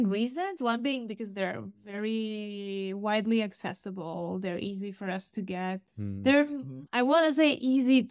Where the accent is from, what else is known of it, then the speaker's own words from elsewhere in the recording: Romania; moved away as an adult; also born or lived in Stuttgart, Germany; I actually started my studies in my home country in Romania